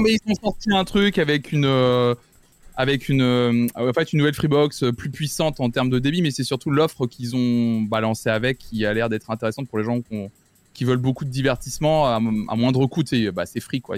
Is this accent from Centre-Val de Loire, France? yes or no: yes; Tours, Centre-Val de Loire, France; je suis né, j'ai grandi à Tours, dans ma, dans, ma, campagne